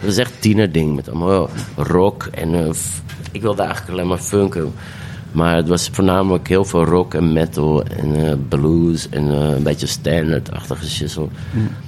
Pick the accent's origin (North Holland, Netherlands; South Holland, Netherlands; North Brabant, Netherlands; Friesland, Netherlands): North Holland, Netherlands; Amsterdam; pijp, waar ik ben opgegroeid en geboren en getogen